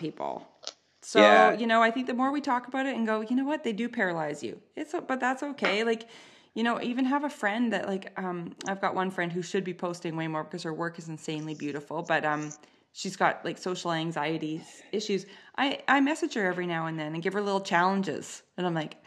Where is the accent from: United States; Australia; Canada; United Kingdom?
Canada; I'm an artist, I'm a woman, and I'm Canadian